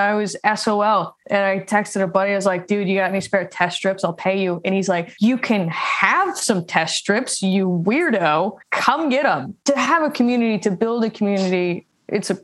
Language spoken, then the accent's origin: English; St. Louis, Missouri, United States; moved away as an adult; now in Nashville, United States; I am from St. Louis and I moved to Nashville in 2018.